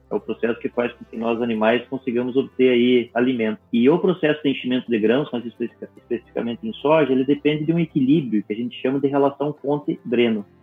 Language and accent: Portuguese; Campos Novos, Santa Catarina, Brazil; Bom, eu sou natural de Campos Novos, que é uma cidade do interior de Santa Catarina.